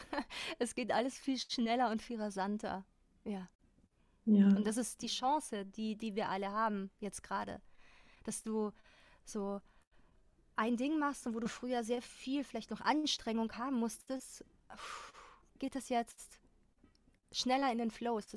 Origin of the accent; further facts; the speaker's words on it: Austria; es ist auch meine, meine Heimat Österreich